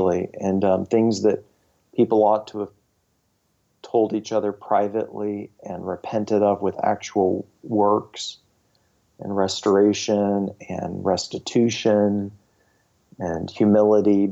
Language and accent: English; United States; as an American Christian